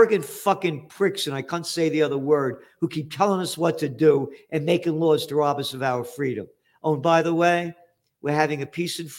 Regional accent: United States; I'm an American

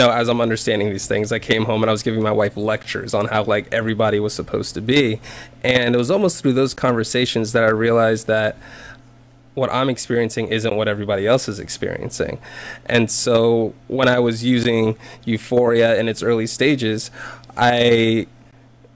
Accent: South Carolina, United States; I grew up in South Carolina

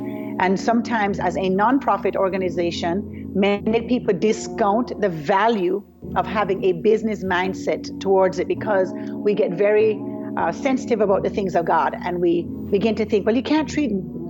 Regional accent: Jamaica; I am from Jamaica. I was born and raised in Jamaica.

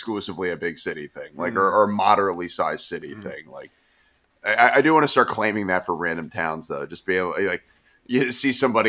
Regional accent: Bethlehem, Pennsylvania, United States; Like, I'm from Bethlehem and we fight.

